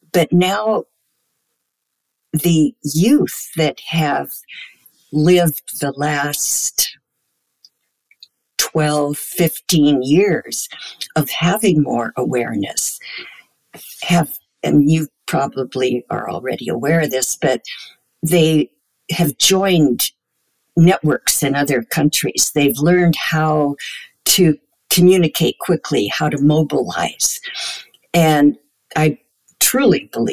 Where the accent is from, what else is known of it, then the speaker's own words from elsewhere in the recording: United States; speaking as an American